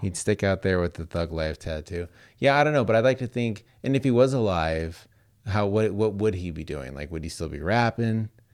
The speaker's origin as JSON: {"language": "English", "town": "Las Vegas", "region": "Nevada", "country": "United States", "tie": "born or raised there", "said": "you and I grew up in Las Vegas"}